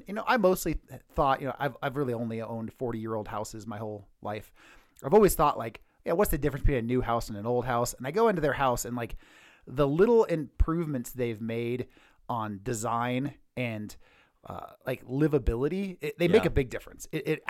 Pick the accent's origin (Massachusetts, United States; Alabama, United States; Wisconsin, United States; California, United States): California, United States; moved away; I'm from California